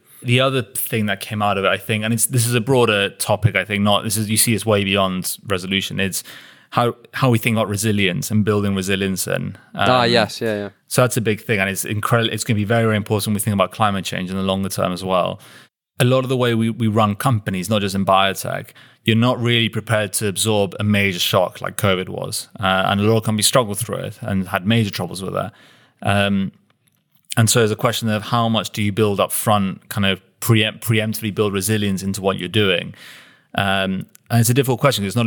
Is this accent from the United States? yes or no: no; United Kingdom; we as a British population